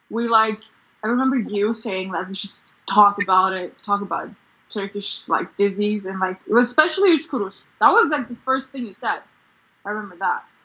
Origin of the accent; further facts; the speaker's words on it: Bosnia & Herzegovina; I'm, I'm from Bosnia, but you know, I'm Albanian. I live in Bosnia